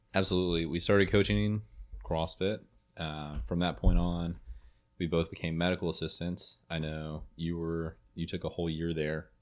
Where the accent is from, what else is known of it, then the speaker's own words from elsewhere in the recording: Jackson, Tennessee, United States; moved away as an adult; now in Memphis, United States; I'm from Jackson, Tennessee originally.